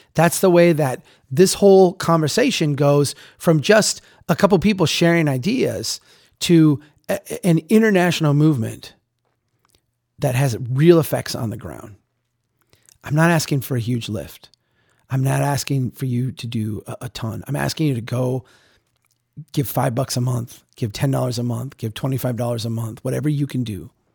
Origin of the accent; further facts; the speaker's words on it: Minnesota, United States; moved away; come up to Minnesota, to come to my hometown